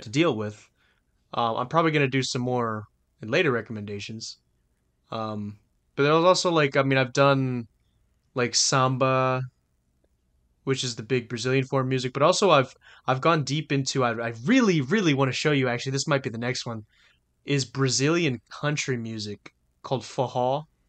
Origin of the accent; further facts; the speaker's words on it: Louisiana, United States; we're from Louisiana